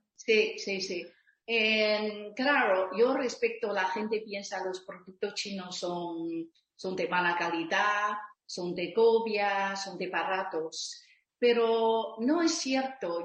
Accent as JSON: {"language": "Spanish", "town": "Taipei", "country": "Taiwan", "tie": "born or raised there", "second_language": "Spanish", "moved": "as an adult", "lives_now": "Barcelona, Spain", "said": "Yo originalmente vengo de Taipei, Taiwán"}